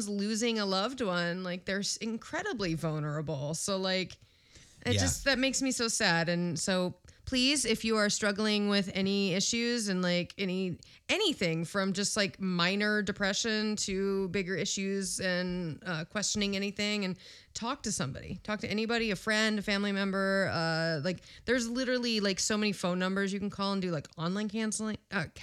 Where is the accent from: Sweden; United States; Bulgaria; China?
United States; Midwest; I'm so from the Midwest.